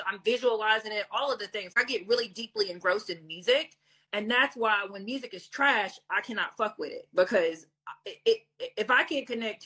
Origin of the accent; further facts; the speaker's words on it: Hazard, Kentucky, United States; I grew up in Hazard, Kentucky, like Lily White majority